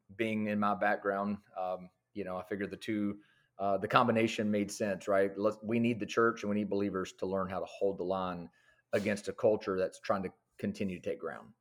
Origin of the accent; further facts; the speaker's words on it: Lebanon, Tennessee, United States; I am actually born and raised in the same town that I pastor in. So, from Lebanon, Tennessee